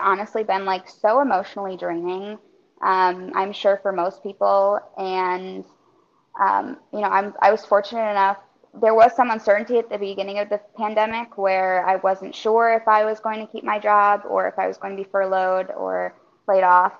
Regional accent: Michigan, United States; also born or lived in Baltimore, Maryland; now in Orlando, United States; I'm originally from Michigan

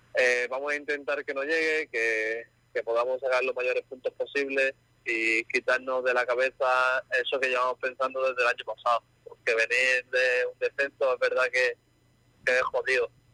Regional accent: Jerez de la Frontera, Andalusia, Spain; moved away as an adult; now in Málaga, Spain; yo soy de Jerez

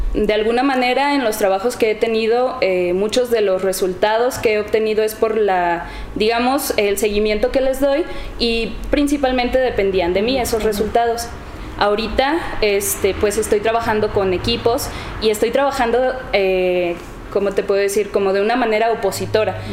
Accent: Encarnación de Díaz, Jalisco, Mexico; soy de aquí, de Encarnación de Díaz. Eh, crecí en, en la colonia Niños Héroes.

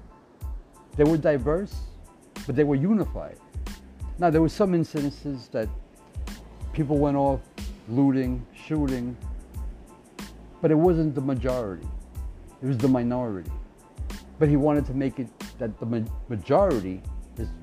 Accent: United States; we're American

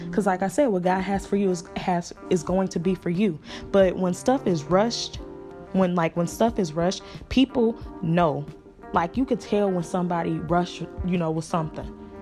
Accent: Chicago, Illinois, United States; now in Atlanta, United States; I am from Chicago, born and raised

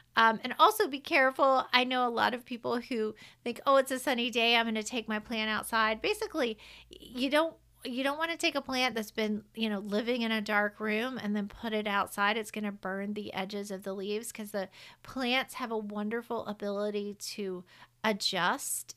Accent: the South, United States; I'm from the South. I say carbon dioxide

